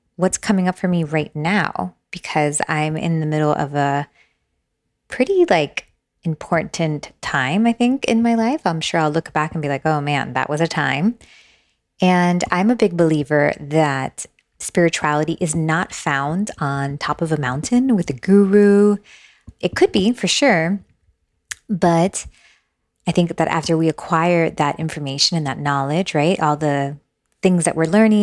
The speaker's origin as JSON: {"language": "English", "town": "Miami", "region": "Florida", "country": "United States", "tie": "born or raised there", "also_born_or_lived": "Long Branch, New Jersey", "moved": "as an adult", "lives_now": "Asheville, United States", "said": "I'm from Miami. My parents brought us here. Actually, I was born in New Jersey, Long Branch, New Jersey"}